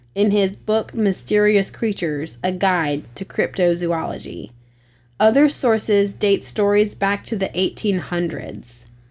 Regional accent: the mountains in Virginia, United States; I'm from the mountains in Virginia

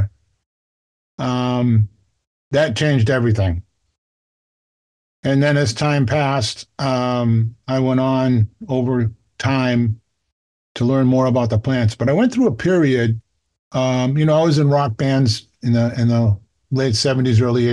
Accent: Boston, Massachusetts, United States; I grew up in Dorchester in Boston, Boston's biggest neighborhood

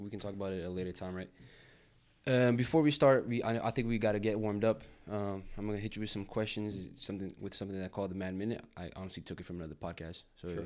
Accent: Brazil; now in United States; I was born in the States and I grew up in Brazil.

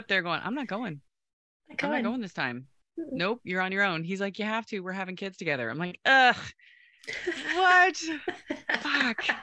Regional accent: Kansas, United States; I was born and raised in Kansas

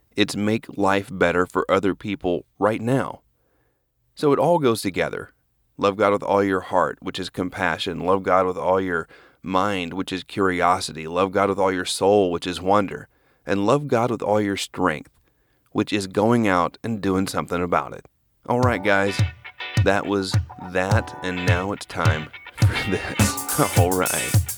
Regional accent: Norman, Oklahoma, United States; moved away as an adult; also born or lived in Dallas, Texas; I grew up in Norman, Oklahoma.

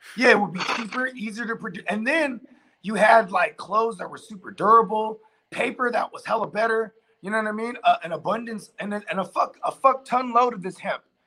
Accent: the Bay Area, California, United States; we're from the Bay

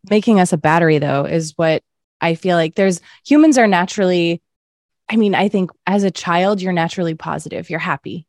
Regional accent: Massachusetts, United States; also born or lived in Indiana; now in California, United States; I would drive from Indiana to Massachusetts, where I'm from

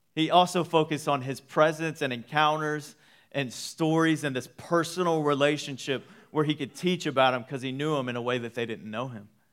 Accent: Waco, Texas, United States; I grew up in Waco for years of my life.

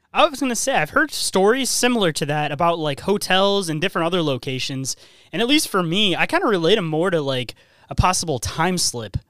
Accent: Michigan, United States; I'm from Michigan

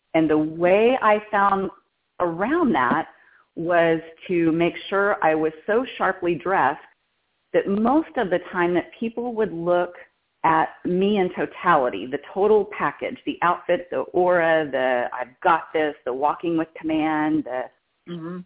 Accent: Texas, United States; moved away as an adult; now in California, United States; I'm from Texas

